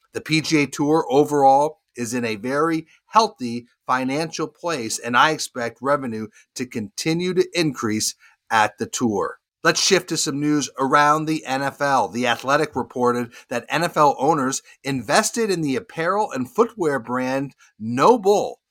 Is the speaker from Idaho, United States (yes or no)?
no; Charlotte, North Carolina, United States; right here in my hometown of Charlotte